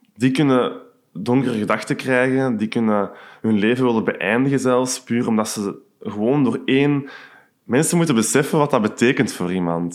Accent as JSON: {"language": "Dutch", "town": "Hoogstraten", "region": "Flanders", "country": "Belgium", "moved": "as an adult", "lives_now": "Antwerp, Belgium", "said": "ik heb een kot hier in Antwerpen in Borgerhout, maar ik ben oorspronkelijk van Hoogstraten."}